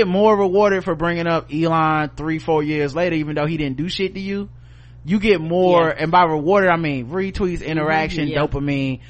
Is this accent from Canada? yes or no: yes; Canada; So while I'm a Canadian, I had my Thanksgiving a month ago.